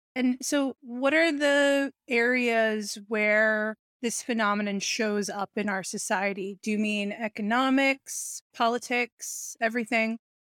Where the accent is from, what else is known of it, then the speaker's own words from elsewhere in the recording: New York City, New York, United States; I was raised in New York City